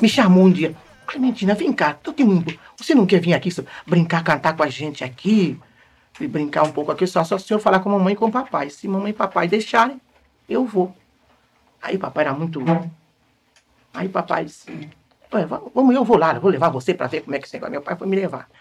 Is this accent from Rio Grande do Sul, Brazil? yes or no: no; Valença, Rio de Janeiro, Brazil; Nasci no estado do Rio, em Valença